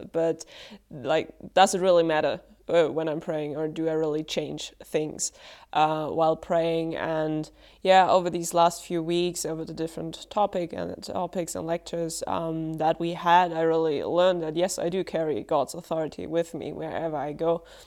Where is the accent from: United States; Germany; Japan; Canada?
Germany; I'm from Germany as well